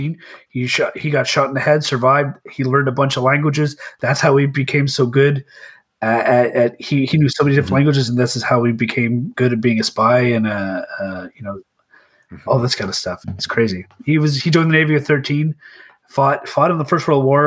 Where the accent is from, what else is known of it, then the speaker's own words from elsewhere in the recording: Canada; I'm Canadian